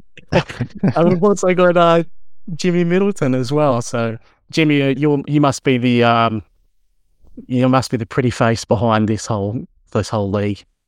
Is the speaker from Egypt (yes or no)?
no; Australia; yay for being Australian